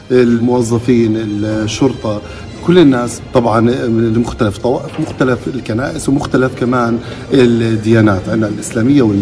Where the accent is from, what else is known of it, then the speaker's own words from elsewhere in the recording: Palestine; لأنه نحن كشعب فلسطيني هدفنا واحد أملنا واحد اللي هو الوصول لدولة فلسطين